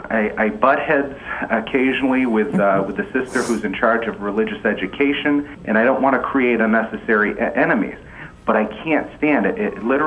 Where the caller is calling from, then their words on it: Massachusetts, United States; I'm calling from Massachusetts.